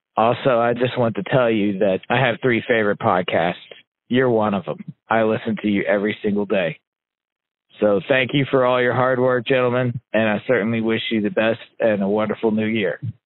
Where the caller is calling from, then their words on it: Indianapolis, Indiana, United States; I'm calling you from Indianapolis, Indiana.